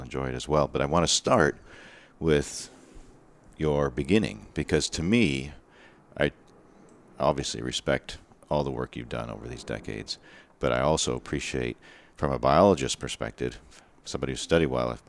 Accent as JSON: {"language": "English", "region": "Eastern Ontario", "country": "Canada", "said": "I'm from Eastern Ontario"}